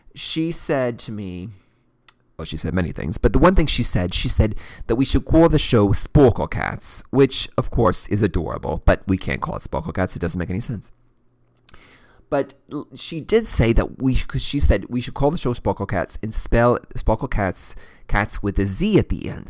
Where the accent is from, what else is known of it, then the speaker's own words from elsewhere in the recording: Kentucky, United States; I'm clearly from Kentucky